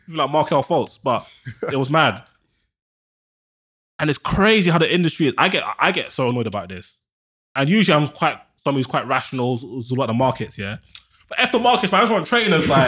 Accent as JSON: {"language": "English", "region": "London", "country": "United Kingdom", "said": "I'm from Northwest."}